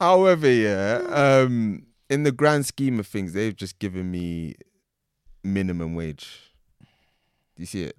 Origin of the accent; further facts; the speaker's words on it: England, United Kingdom; I'm born here. I can't ever forget the fact that I'm born here